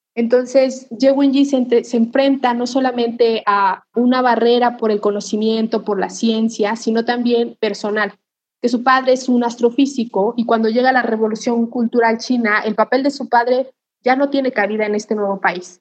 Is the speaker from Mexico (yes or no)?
yes; Mexico; nosotros como mexicanos